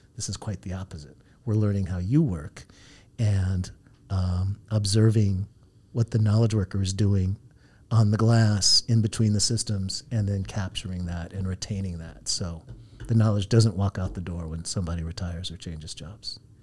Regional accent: Santa Ana, California, United States; also born or lived in San Diego; now in Los Angeles, United States; I grew up in Santa Ana down the road

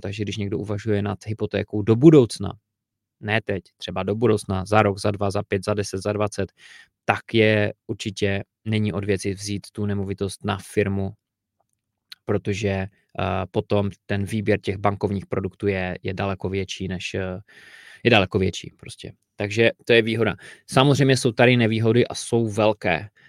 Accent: Czechia; u nás v Čechách

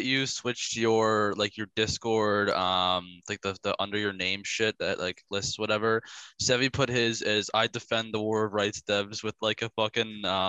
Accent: upstate New York, United States; I'm from upstate New York

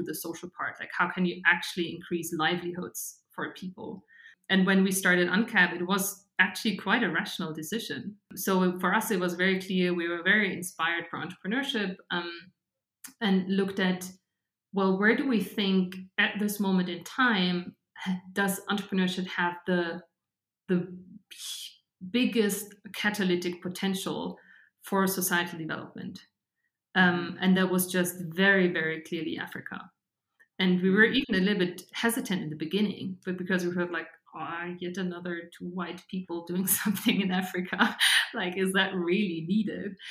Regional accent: Regensburg, Bavaria, Germany; now in Munich, Germany; I grew up in Regensburg.

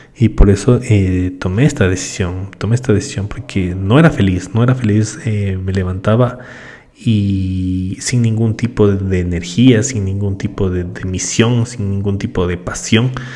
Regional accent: Ecuador; Yo soy del Ecuador

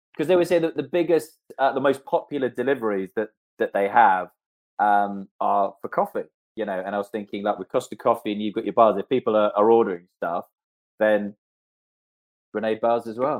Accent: Canada; moved away; I was brought up in Canada

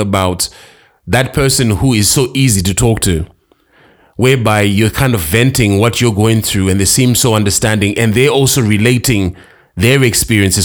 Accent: Harare, Zimbabwe; also born or lived in Karoi; I'm from Harare

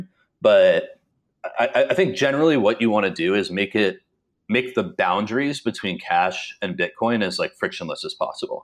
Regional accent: Dallas, Texas, United States; I grew up in Dallas, and the DART line, which is our rapid transit system

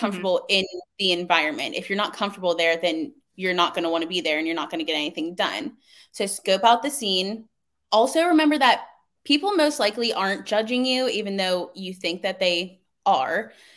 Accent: Coraopolis, Pennsylvania, United States; I'm from Pittsburgh, a really small town, unlike the outskirts. It's called Coriopolis.

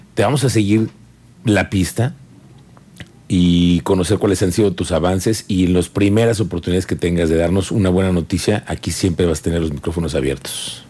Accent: Mexico; soy mexicano

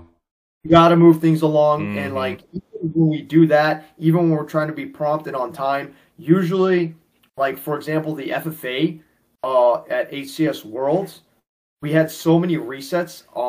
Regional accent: New York City, New York, United States; I'm born and raised in New York City

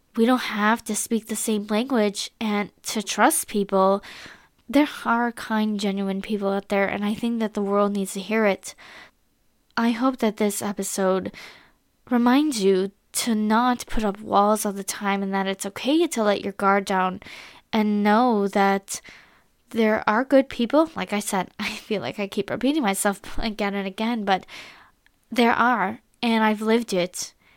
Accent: United States; I am an American girl

